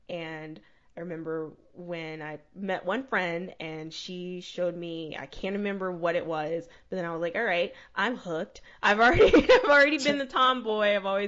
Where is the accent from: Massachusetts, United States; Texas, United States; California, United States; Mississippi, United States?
Mississippi, United States; I was from there, military child, so I lived everywhere.